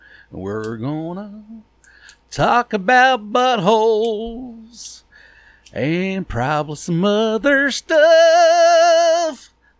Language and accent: English; Ohio, United States; I'm from Ohio. Like, I've never been to Ireland.